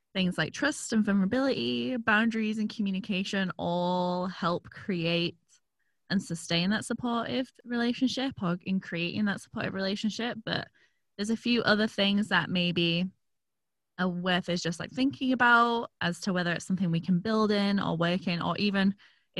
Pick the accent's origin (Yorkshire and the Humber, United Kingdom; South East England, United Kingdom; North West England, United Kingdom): Yorkshire and the Humber, United Kingdom; York; moved away; My hometown, York, has a lot of old stuff.